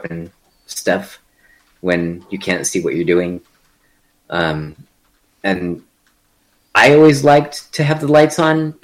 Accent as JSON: {"language": "English", "town": "El Paso", "region": "Texas", "country": "United States", "tie": "born or raised there", "said": "my hometown of El Paso"}